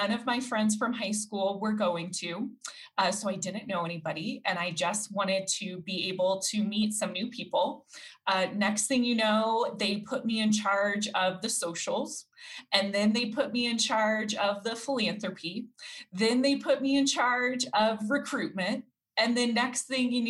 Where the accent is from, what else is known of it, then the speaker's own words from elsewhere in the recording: Denver, Colorado, United States; was born and raised here in Colorado